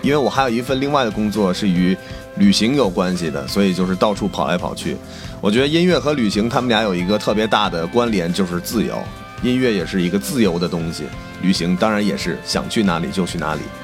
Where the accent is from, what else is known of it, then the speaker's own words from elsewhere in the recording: China; 我们中国人